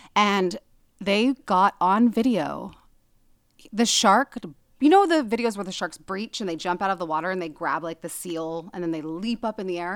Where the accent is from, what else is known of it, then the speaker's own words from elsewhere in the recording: Kansas, United States; my hometown